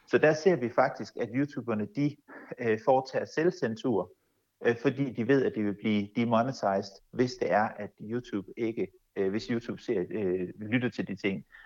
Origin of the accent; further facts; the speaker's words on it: Denmark; vi som danskere